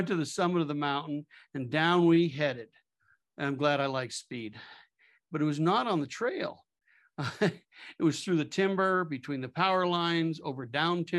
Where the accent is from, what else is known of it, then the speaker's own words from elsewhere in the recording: Cape Cod, Massachusetts, United States; also born or lived in Frankfurt, Germany; growing up on Cape Cod, it was pretty rural in the late 50s